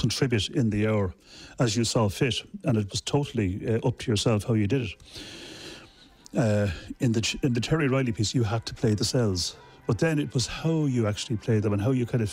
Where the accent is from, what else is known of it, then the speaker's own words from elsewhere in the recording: Dublin, Leinster, Ireland; I'm from Dublin